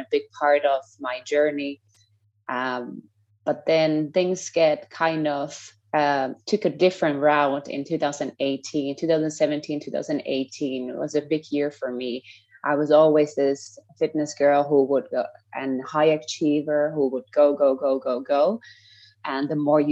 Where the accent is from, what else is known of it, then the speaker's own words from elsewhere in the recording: Finland; moved away as an adult; also born or lived in United States / Scotland / Oklahoma; now in Costa Rica; I'm from Finland, currently living in Costa Rica.